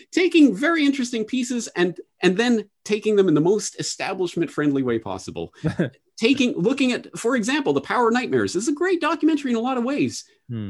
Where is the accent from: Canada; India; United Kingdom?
Canada; now in Japan; Growing up in Canada